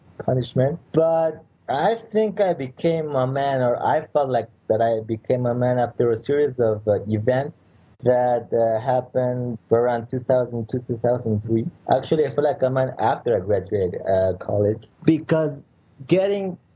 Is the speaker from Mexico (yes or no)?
yes; Mexico City, Mexico; I was born in Mexico City